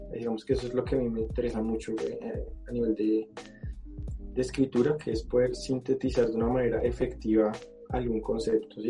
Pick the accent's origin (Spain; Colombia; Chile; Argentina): Colombia; soy colombiano